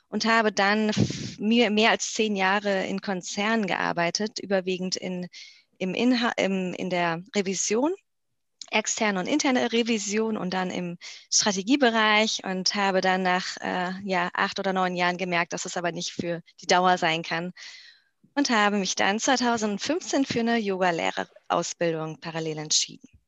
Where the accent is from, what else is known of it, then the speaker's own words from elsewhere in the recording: Mainz, Rhineland-Palatinate, Germany; Vorher ähm, bin ich in Mainz oder in der Nähe von Mainz groß geworden